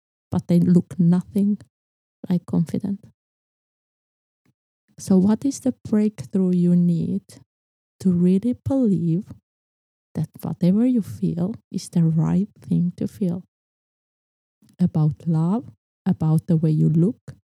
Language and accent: English; Estonia; I was born in Estonia